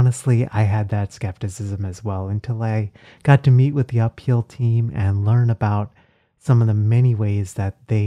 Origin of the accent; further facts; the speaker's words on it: Texas, United States; Growing up in Texas